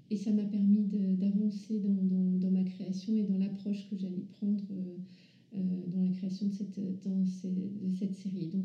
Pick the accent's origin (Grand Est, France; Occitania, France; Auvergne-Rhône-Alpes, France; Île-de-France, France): Île-de-France, France; Paris region; dans la région parisienne où je suis née